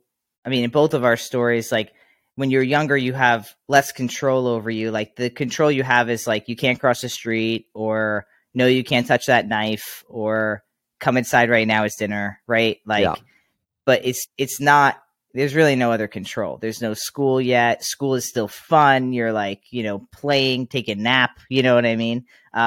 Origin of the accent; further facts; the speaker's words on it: New York, United States; I grew up on Long Island, so it's much different.